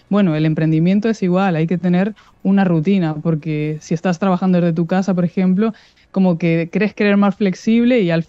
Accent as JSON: {"language": "Spanish", "town": "Madrid", "region": "Community of Madrid", "country": "Spain", "moved": "as an adult", "lives_now": "Uruguay", "said": "Yo soy de Madrid, vosotras estáis ahí, conocéis cómo es la ciudad, es una locura. Y yo acababa de ser mamá, mi hija mayor tenía seis meses cuando vinimos a Uruguay."}